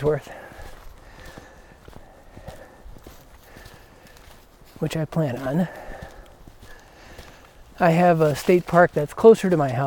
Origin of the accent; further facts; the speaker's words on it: Chicago, Illinois, United States; now in Georgia, United States; I'm from Chicago